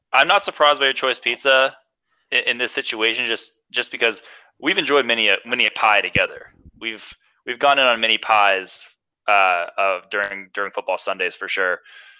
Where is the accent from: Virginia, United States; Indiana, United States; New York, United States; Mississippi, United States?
New York, United States; Buffalo; I had Buffalo when I was a kid. My baby food was Buffalo flavored. I was born in Buffalo.